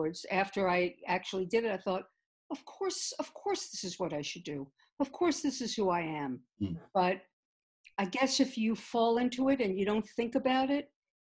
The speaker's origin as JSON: {"language": "English", "town": "New York City", "region": "New York", "country": "United States", "tie": "born or raised there", "also_born_or_lived": "London", "moved": "yes", "said": "I grew up in the Bronx in New York City"}